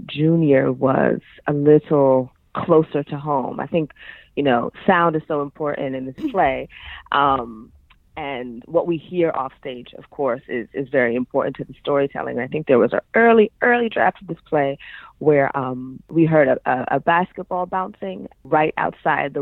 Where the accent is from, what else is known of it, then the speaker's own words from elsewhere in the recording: New York City, New York, United States; moved away as an adult; also born or lived in San Diego; I grew up in Harlem, New York City, and that's kind of like where a lot of my childhood memories are, is in Harlem, in the city